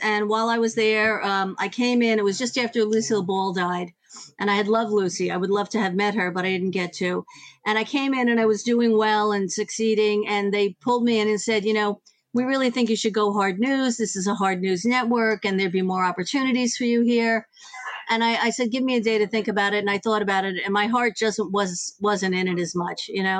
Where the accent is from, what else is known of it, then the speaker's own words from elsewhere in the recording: Ireland; I'm a huge … fan. I'm Irish.